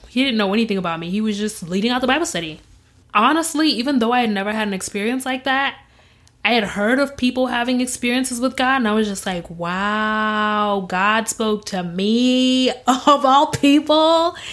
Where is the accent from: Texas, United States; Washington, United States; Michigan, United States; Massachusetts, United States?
Michigan, United States; Grand Rapids; also born or lived in Zimbabwe; I was born in Zimbabwe and I was raised in Grand Rapids, Michigan